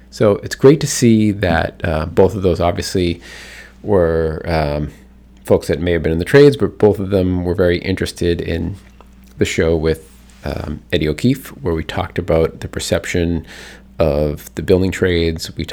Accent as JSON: {"language": "English", "town": "Boston", "region": "Massachusetts", "country": "United States", "said": "We know we're from Boston."}